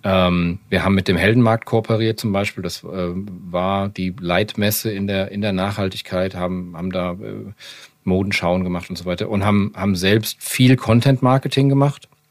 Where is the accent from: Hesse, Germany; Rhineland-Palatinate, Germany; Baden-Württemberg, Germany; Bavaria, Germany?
Hesse, Germany; Frankfurt am Main; als Frankfurter Mainstream Skater